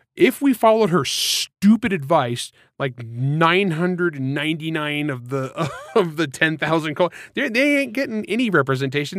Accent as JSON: {"language": "English", "country": "United States", "said": "I'm from Grapes of Wrath land"}